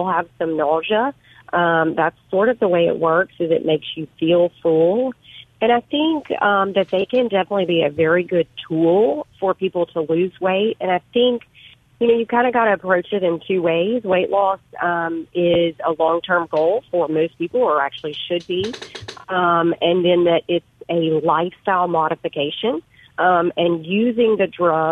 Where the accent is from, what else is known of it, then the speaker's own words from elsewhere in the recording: Crystal Springs, Mississippi, United States; also born or lived in Birmingham, Alabama; I'm originally from Crystal Springs. I went to Mississippi College, then I went to UMC for medical school. So I've been a Mississippi native my whole life